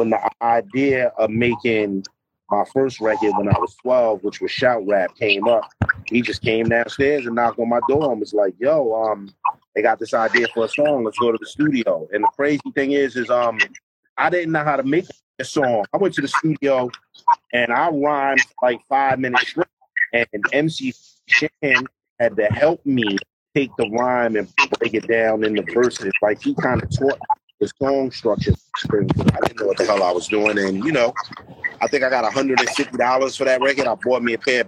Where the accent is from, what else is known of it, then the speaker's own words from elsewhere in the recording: New York City, New York, United States; I'm from Queensbridge